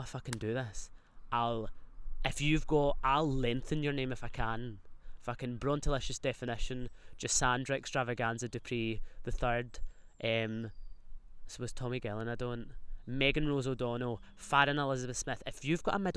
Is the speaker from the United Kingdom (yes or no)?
yes; Scotland, United Kingdom